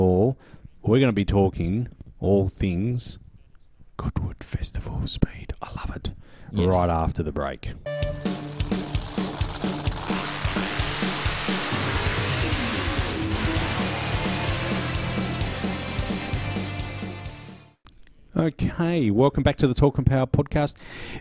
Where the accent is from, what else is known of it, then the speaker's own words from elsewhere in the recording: Australia; also born or lived in Perth; being an Australian